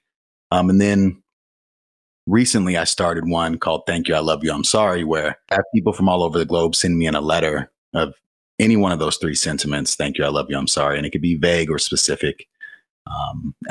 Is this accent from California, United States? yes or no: yes; Pasadena, California, United States; born and raised in Pasadena, California